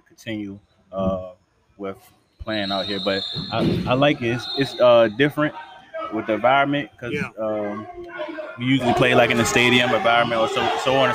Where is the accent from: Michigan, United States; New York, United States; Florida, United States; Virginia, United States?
Virginia, United States; Virginia Beach; moved away as an adult; I'm from Virginia Beach, north of Virginia Beach area. I played for Bayside High School